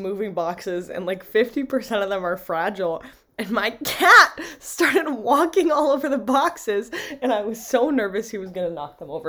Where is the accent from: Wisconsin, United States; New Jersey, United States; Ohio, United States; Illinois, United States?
Wisconsin, United States; Green Bay; I'm from Green Bay.